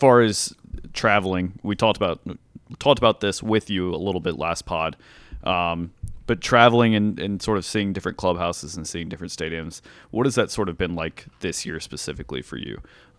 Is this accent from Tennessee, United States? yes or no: yes; Nashville, Tennessee, United States; So that's where I grew up. That's my hometown, and it is still to this day wild to me, like, for people to be like, oh yeah, I want to go vacation in Nashville